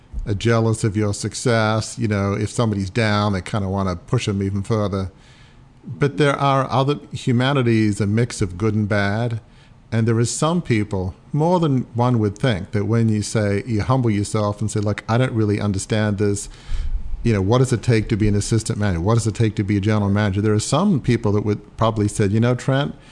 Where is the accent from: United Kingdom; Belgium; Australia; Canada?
Australia; moved away; I'm from Australia originally